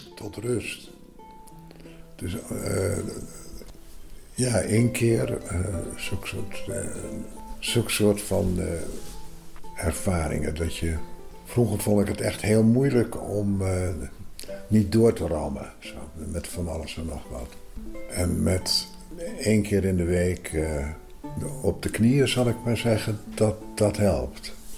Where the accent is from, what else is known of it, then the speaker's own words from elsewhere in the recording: Groningen, Netherlands; moved away as an adult; now in Amsterdam, Netherlands; Ik kom heel reusachtig uit Groningen